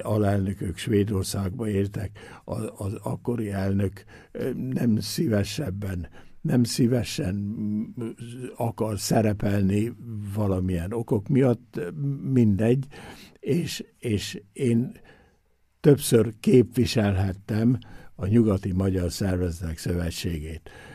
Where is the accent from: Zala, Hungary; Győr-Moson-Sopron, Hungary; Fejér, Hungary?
Győr-Moson-Sopron, Hungary; Győr; now in Innsbruck, Austria; én is ott születtem